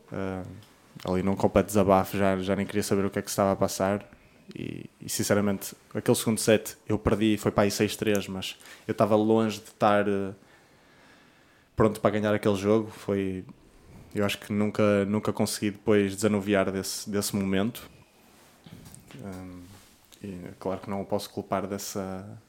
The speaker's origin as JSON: {"language": "Portuguese", "country": "Portugal", "said": "como português"}